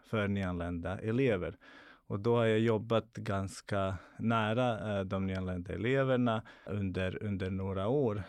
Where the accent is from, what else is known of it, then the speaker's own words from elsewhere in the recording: Bosnia & Herzegovina; now in Sweden; Jag är född och uppvuxen i Bosnien